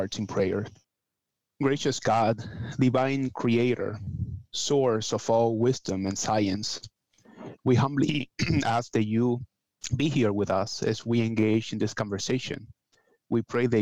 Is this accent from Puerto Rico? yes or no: yes; Puerto Rico; moved away; I am from Puerto Rico originally, but I have worked with people from all over Latin America, so I feel that I am Latin American in general and Caribbean specifically